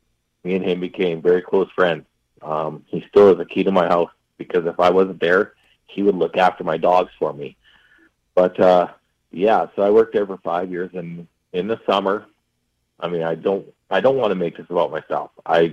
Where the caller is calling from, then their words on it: Yorkton, Saskatchewan, Canada; moved away as an adult; also born or lived in Humboldt, Saskatchewan; I moved to Humboldt from Yorkton